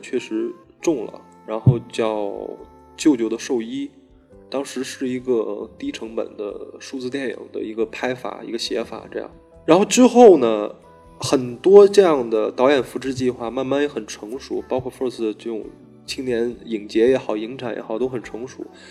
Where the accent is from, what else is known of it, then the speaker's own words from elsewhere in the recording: Beijing, China; 我是北京的